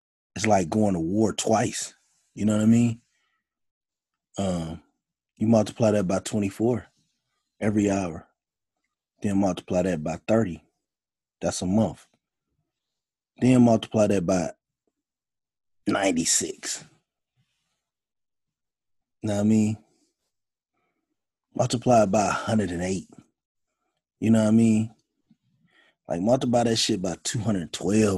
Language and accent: English; Gary, Indiana, United States; I grew up in Gary, Indiana